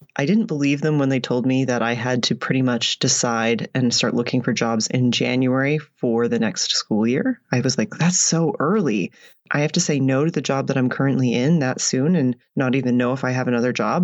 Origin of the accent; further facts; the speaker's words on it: United States; moved away as an adult; also born or lived in United Arab Emirates / Oman; now in Canada; I'm in Canada now and I'm American